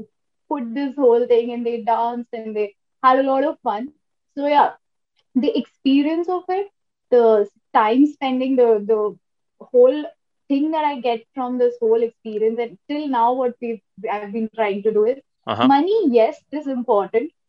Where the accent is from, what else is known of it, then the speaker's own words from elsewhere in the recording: Kolkata, West Bengal, India; I am from Calcutta. and we used to, you know, hang out in maybe CCD